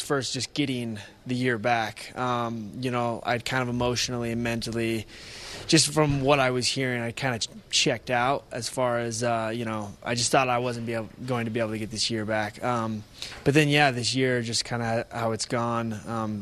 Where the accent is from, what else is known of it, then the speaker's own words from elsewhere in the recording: United States; moved away; I'm from Washington